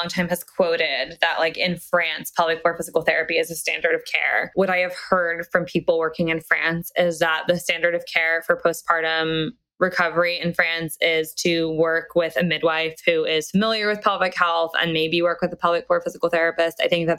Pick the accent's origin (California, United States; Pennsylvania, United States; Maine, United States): Pennsylvania, United States; Reading; Reading, Pennsylvania.